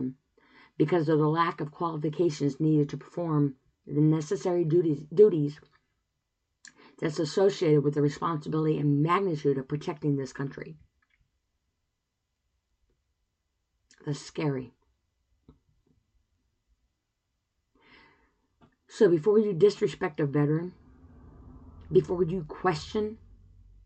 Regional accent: United States; as an American

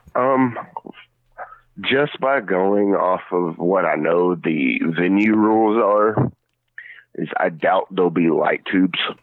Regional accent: Kentucky, United States; now in Tennessee, United States; I'm from Pistol City, Kentucky, even though I am a Tennessee boy. I was a original Kentucky boy.

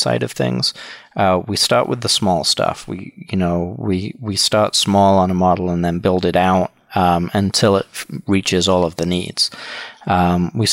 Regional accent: England, United Kingdom; moved away as an adult; also born or lived in Wisconsin, United States; now in Milwaukee, United States; originally I'm from the UK. Born and raised in England. Moved to the US in 1999, where I went to college.

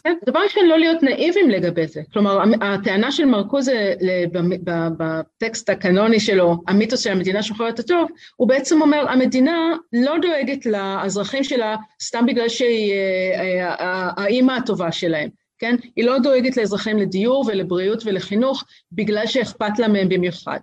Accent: Tel Aviv, Tel Aviv District, Israel; אני גדלתי בקומפלקס אה, אה, ברוטליסטי במרכז תל אביב

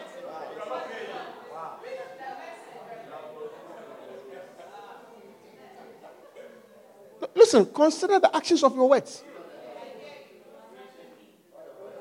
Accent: Kingston, Jamaica; I was born in Kingston, Jamaica

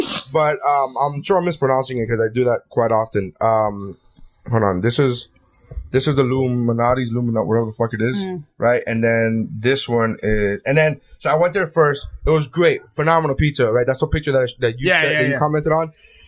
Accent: Canada; Canada CN? I'm Canadian.

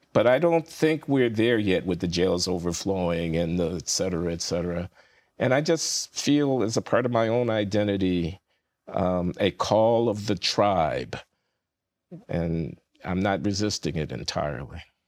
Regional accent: United States; I'm an American, so my people are the American people as well as the African American people

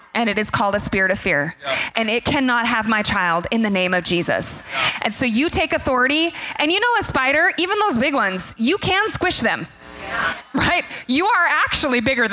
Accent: the Northwest, Pacific Northwest, United States; We're from the Northwest.

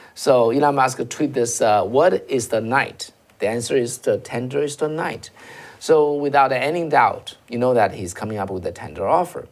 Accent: China; moved away; I'm coming from China

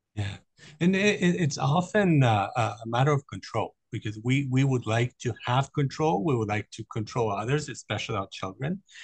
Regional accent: Germany; I grew up in Germany

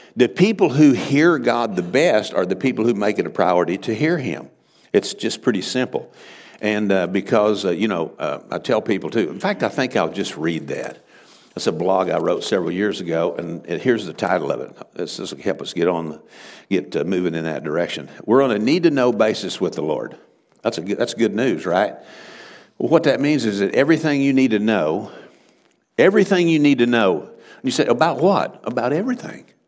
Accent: Texas Panhandle, United States; moved away as an adult; now in Oklahoma, United States; I'm from the Texas Panhandle. That's why I talk so funny.

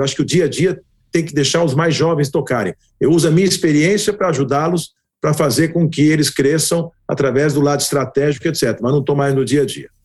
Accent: Brazil; Eu sou filho de imigrantes húngaros, meus pais vieram da Hungria. E lá em 1948 eu nasci no Brasil

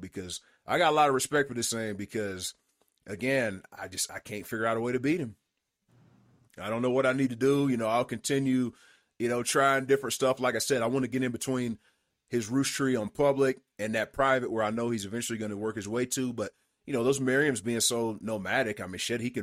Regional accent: East Tennessee, United States; growing up in East Tennessee, I'd see elk

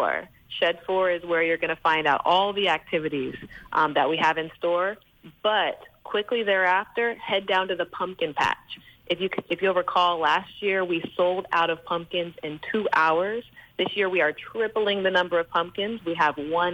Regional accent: United States; moved away as an adult; also born or lived in Virgin Islands; now in U.S. Virgin Islands; I grew up in the States and I have young children

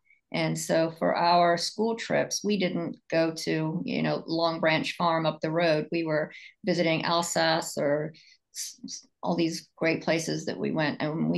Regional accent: England, United Kingdom; born there; I was born in England, and so it's always, going to Ireland has always been something that I've wanted to do.

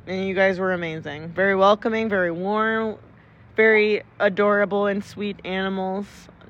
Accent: Midwest, United States; moved away; I grew up in the Midwest. We only had 1 floor, very much ranch houses, very flat

